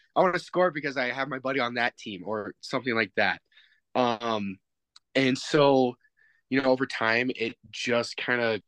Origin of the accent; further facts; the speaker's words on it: Spokane, Washington, United States; now in Butte, United States; back in my hometown in Spokane